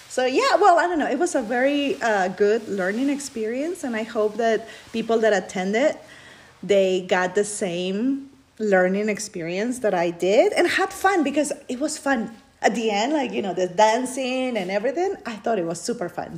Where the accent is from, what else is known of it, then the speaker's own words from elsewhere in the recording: Peru; English is a second language; moved away as an adult; now in United States; I grew up in Peru